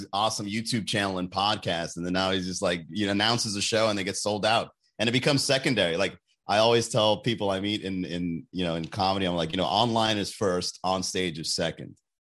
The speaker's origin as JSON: {"language": "English", "town": "Long Island", "region": "New York", "country": "United States", "said": "I like that guy. I know that guy. I'm from Long Island."}